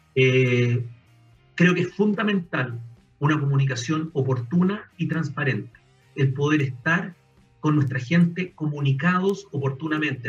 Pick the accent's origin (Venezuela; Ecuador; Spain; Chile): Chile; somos chilenos